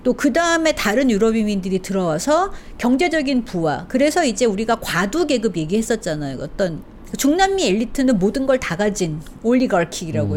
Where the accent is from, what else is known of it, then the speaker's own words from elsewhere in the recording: South Korea; moved away as an adult; also born or lived in Chile; 저는 이제 한국에서 외국인이었던 적이 없기 때문에